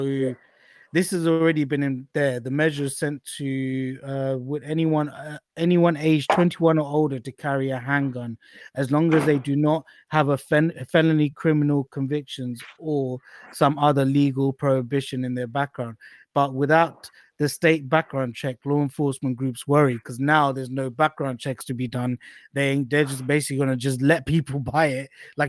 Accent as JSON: {"language": "English", "region": "Texas", "country": "United States", "said": "I'm from Texas."}